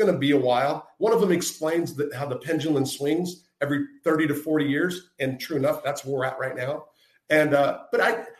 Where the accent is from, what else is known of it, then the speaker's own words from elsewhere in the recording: California, United States; I was from the West Coast. And so I didn't grow up with like mob in my life or in the backyard or hearing about it or reading in the papers.